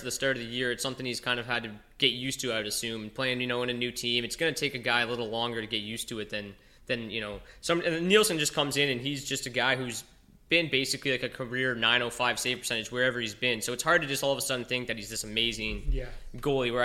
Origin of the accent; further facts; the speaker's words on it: Windsor, Ontario, Canada; we're from Windsor